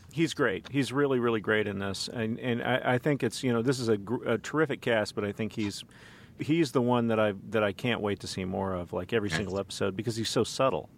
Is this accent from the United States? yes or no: yes; Dallas, Texas, United States; moved away; also born or lived in Kansas City; I'm from Dallas by way of Kansas City